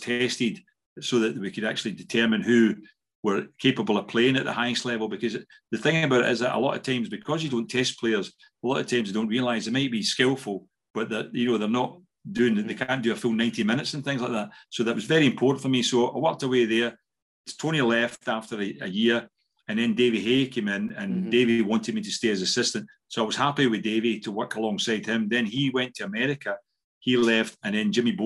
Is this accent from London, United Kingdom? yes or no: no; Scotland, United Kingdom; moved away as an adult; also born or lived in Ayrshire / Switzerland / Austria; I wanted to come back to Scotland at that time when the family were back here